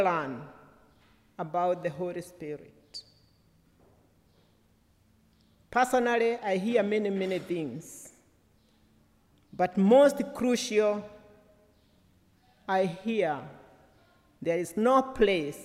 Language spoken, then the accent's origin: English; Kenya; as a Kenyan and one who is ordained to preach the word of God